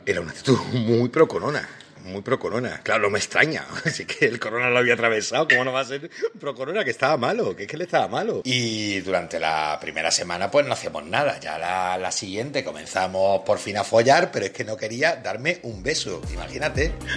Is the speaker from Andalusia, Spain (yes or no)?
yes; Málaga, Andalusia, Spain; now in Madrid, Spain; Mi confinamiento aquí en Madrid, eh, que yo soy de Málaga